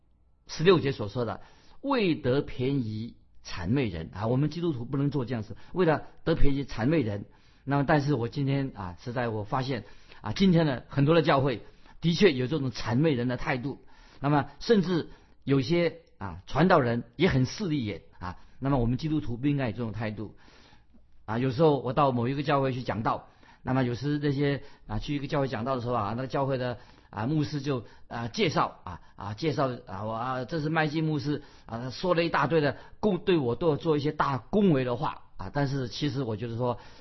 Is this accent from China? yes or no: yes; China; 不要说我们中国人说就拍马屁